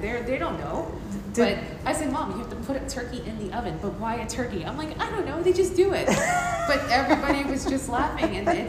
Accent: New York City, New York, United States; Yeah, first American generation, born and bred here.

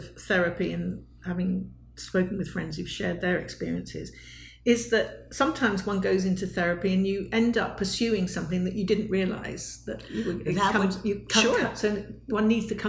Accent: United Kingdom; being a British person

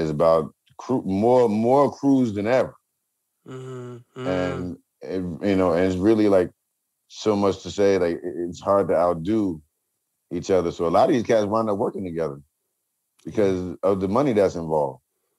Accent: New Jersey, United States; growing up in Jersey

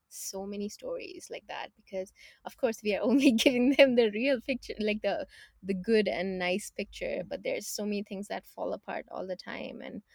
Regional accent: Canada; So just to give you a little background, we are from Canada, right?

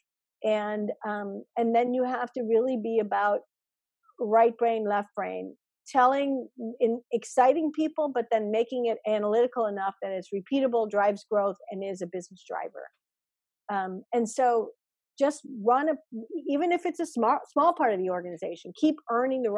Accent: Chicago, Illinois, United States; I grew up in Chicago.

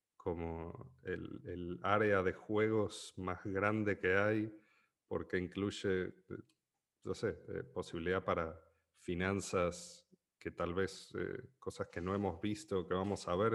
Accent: Argentina; siendo argentino

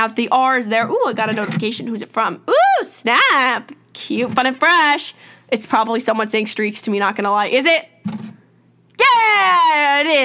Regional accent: New York, United States; I'm from New York

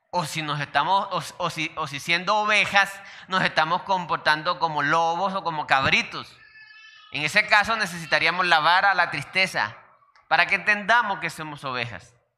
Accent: Colombia; also born or lived in Santander

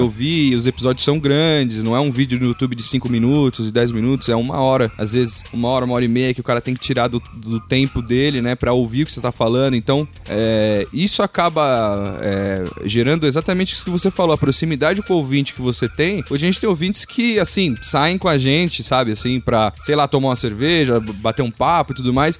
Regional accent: São Paulo, Brazil; eu sou de São Paulo, capital, nascido aqui.

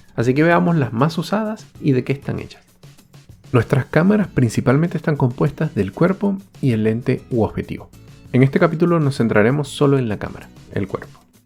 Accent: Venezuela; moved away

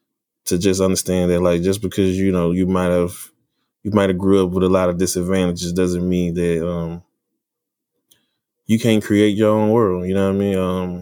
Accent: Dallas, Texas, United States; I'm from Dallas, Texas. West Dallas, to be precise.

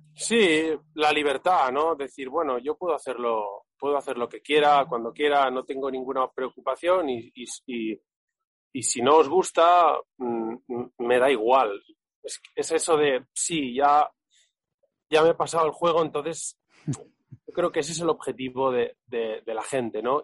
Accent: Catalonia, Spain; soy catalán

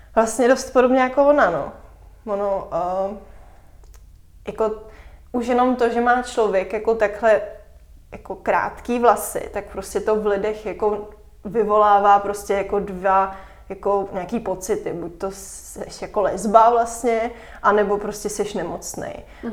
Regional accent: Moravia, Czechia; jsem vlastně jako z Moravy

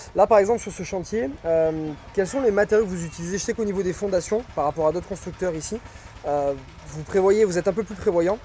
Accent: France; moved away; also born or lived in Bali; Nous, on n'a pas l'habitude, en tant que Français

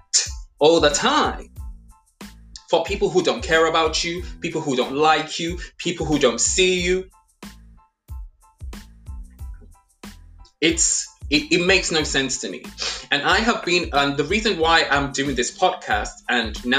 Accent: Nigeria; also born or lived in England; I was born in England, but I grew up in Nigeria

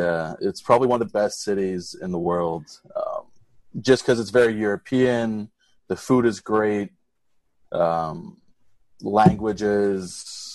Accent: Montreal, Quebec, Canada; now in Davao, Philippines; Being like a Canadian, that's pretty much, it's easier for me. I'm not the big city type guy, so I prefer it out here.

